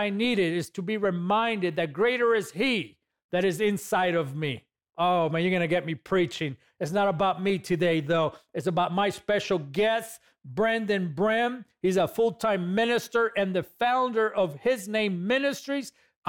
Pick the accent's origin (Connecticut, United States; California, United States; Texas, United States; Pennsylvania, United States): California, United States; God called you to a state, which is my home state, by the way, and I appreciate and I thank you for standing on the gap for California